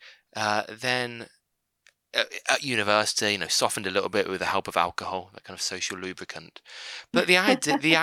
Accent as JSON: {"language": "English", "town": "Birmingham", "region": "West Midlands", "country": "United Kingdom", "said": "I'm from Birmingham"}